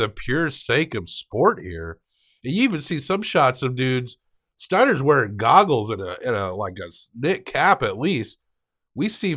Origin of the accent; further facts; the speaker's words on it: United States; As an American